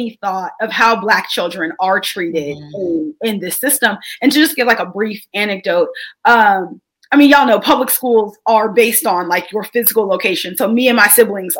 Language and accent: English; Texas, United States; as a Texan